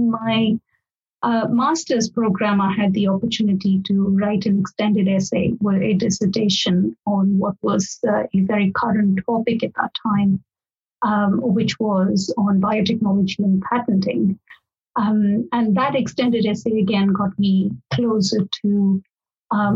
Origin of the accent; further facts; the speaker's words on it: India; moved away as an adult; now in Oxford, United Kingdom; I am from India originally. That's where I did my basic law degree as well.